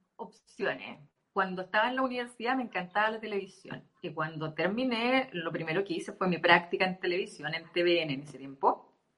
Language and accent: Spanish; Temuco, Araucanía, Chile; also born or lived in Punta Arenas; now in La Serena, Chile; soy de Temuco originalmente, estuve viviendo muchos años en Punta Arenas y estoy acá desde hace dos años